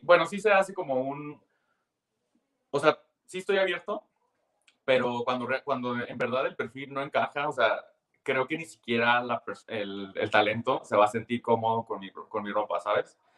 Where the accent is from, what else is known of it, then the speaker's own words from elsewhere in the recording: Tijuana, Baja California, Mexico; yo soy de Tijuana